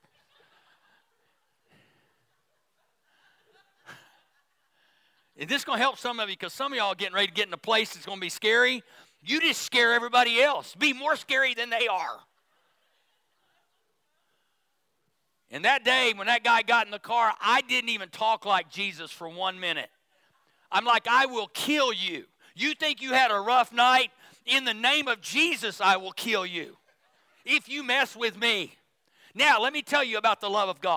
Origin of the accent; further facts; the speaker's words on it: Midwest, United States; moved away; I grew up in the Midwest